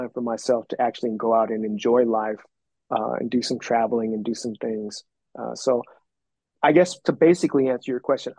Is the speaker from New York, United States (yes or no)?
no; Compton, California, United States; also born or lived in Korea; I was adopted from an orphanage in another country. My parents lived in Compton when I got adopted, so that was like my hometown